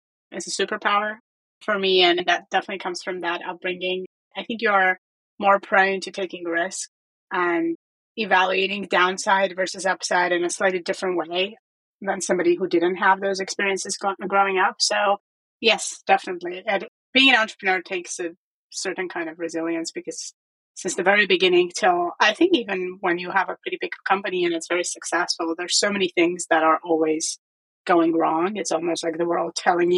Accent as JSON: {"language": "English", "country": "Armenia", "tie": "born or raised there", "also_born_or_lived": "United Kingdom / United States", "moved": "as an adult", "said": "I grew up in Armenia"}